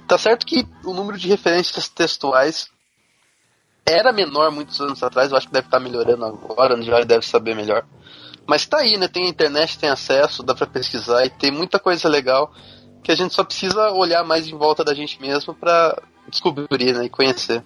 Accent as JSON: {"language": "Portuguese", "town": "Sorocaba", "region": "São Paulo", "country": "Brazil", "tie": "born or raised there", "also_born_or_lived": "Salto de Pirapora", "said": "Sou do interior, né, aqui de Sorocaba, mas é, nasci em Sal de Pirapora"}